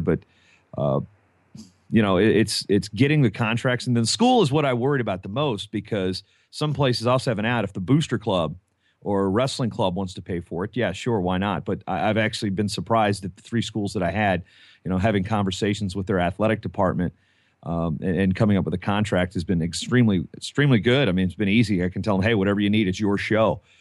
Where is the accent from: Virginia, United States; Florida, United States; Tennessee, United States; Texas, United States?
Virginia, United States; moved away; I just went home to Virginia